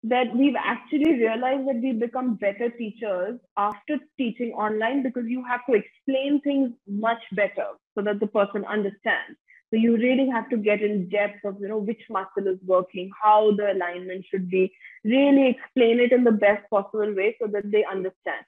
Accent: India; also born or lived in United States; I'm coming from India where ballet is just not a thing

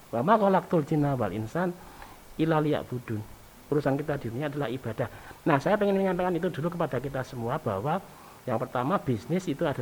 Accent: Java, Indonesia; Coba saja kalau kita orang Jawa itu kan eh, kalau ketemu orang tua atau orang yang belum dikenal di jalan

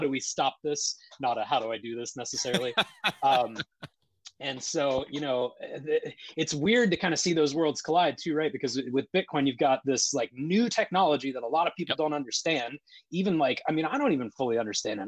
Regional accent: Columbus, Ohio, United States; also born or lived in Logan, Ohio / Dublin, Ohio; now in Washington, United States; I grew up in Columbus, Ohio

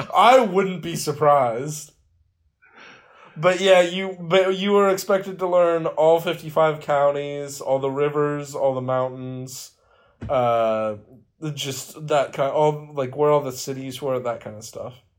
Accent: West Virginia, United States; being from West Virginia

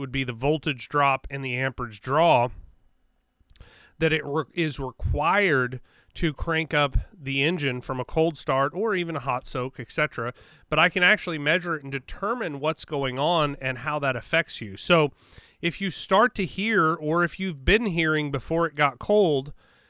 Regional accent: Joplin, Missouri, United States; also born or lived in LaPorte, Indiana; I grew up north for a little while. I'm originally from the Joplin, Carthage, you know, Neosho area as a young kid. And then we moved up north to, it would be the east side of Lake Michigan. LaPorte, Indiana is where I spent a portion of my childhood.

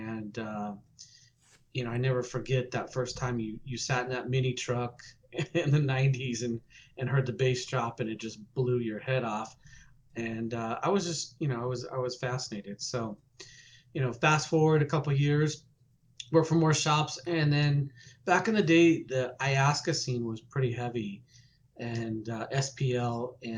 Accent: Salt Lake City, Utah, United States; moved away as an adult; also born or lived in Phoenix, Arizona; I grew up in Utah

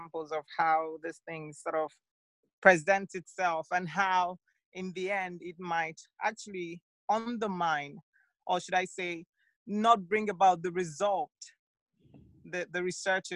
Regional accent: Nigeria; as a Nigerian

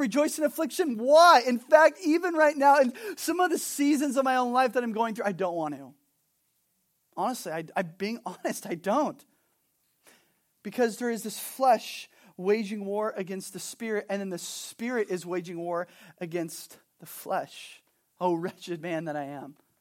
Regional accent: Southern California, United States; also born or lived in Montana; now in Kona, United States; I'm originally from Southern California.

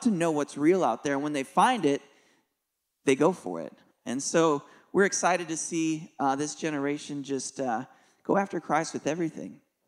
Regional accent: Nashville, Tennessee, United States; We're from Nashville, Tennessee area, and we do something called Kingdom Youth Conference.

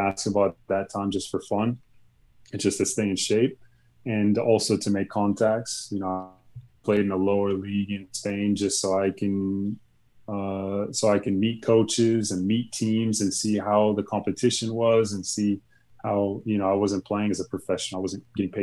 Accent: United States

